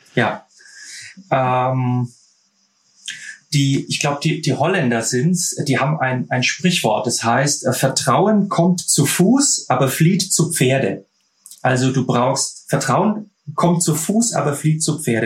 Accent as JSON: {"language": "German", "country": "Germany", "said": "bei uns in Deutschland"}